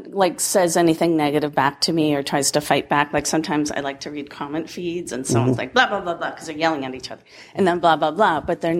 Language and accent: English; Massachusetts, United States; I'm from Massachusetts